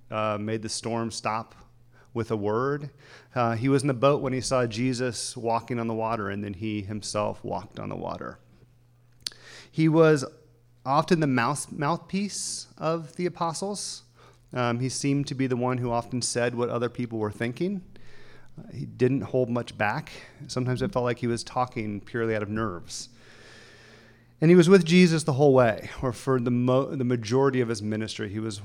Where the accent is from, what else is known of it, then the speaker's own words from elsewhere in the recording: the South, United States; now in Los Angeles, United States; I remember there was part of me that wished I was more of a Christian growing up in the South because I would have fit in more. So then I came to Los Angeles and became a Christian.